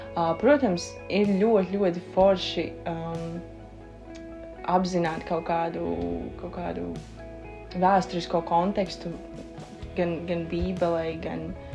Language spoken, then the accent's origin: Latvian; Dobele / Jelgava, Zemgale, Latvia; es oriģināli esmu no Domelas Slīpsvītra Jālgavas